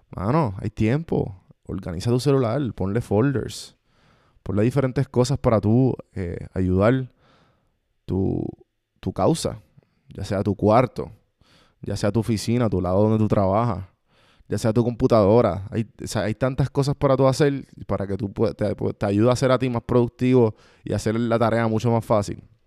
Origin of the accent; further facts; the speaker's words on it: Puerto Rico; Nosotros puertorriqueños, los que están escuchando esto, que somos de Puerto Rico